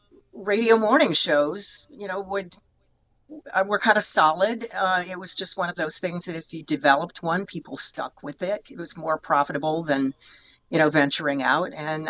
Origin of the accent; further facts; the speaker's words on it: Sandusky, Ohio, United States; Sandusky, Ohio.